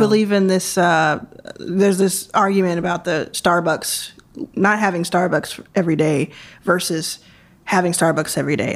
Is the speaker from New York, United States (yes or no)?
no; Jackson, Mississippi, United States; moved away; also born or lived in Texas; I was born in Jackson, Mississippi.